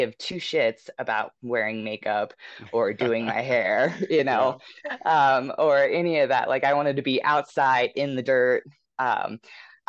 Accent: West Virginia, United States; moved away as an adult; now in Denver, United States; I'm from West Virginia. So I moved out to Denver in 2017. And so, you know, growing up in West Virginia

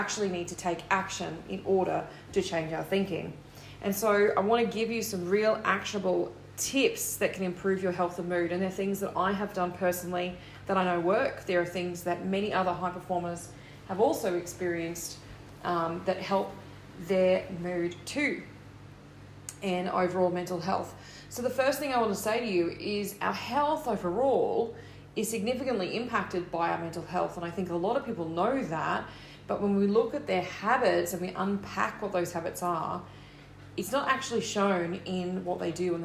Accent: Australia; I'm an Australian confidence coach, author, and motivational speaker

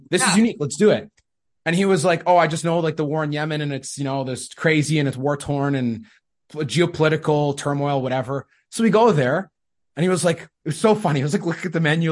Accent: Manitoba, Canada; I'm from Canada

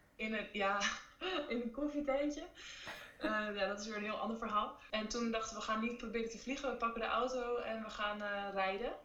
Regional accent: Netherlands; en wij als Nederlanders

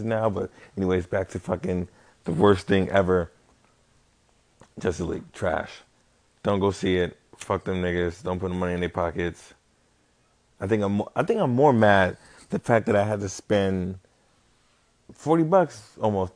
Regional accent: Las Vegas, Nevada, United States; I'm probably from Vegas. I've been here my life

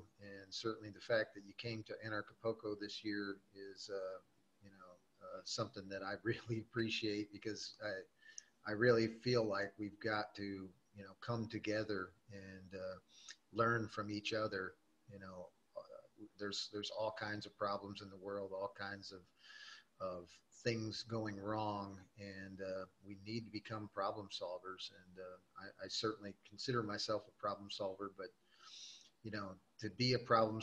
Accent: Gary, Indiana, United States; I was born in Gary, Indiana, which is just outside of Chicago. That was at the time, it was a steel mill town. And unfortunately, in my childhood, I grew up during the kind of the downfall of that industry

